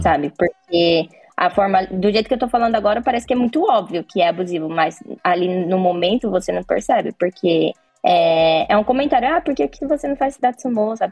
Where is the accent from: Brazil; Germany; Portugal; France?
Brazil; now in Japan; eu sou brasileira